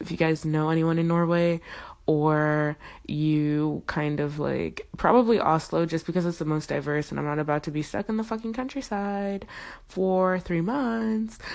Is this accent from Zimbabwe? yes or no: yes; Zimbabwe; I'm from Zimbabwe